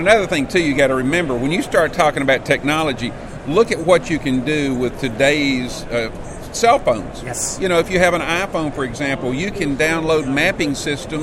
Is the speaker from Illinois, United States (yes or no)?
no; Alabama, United States; my home state of Alabama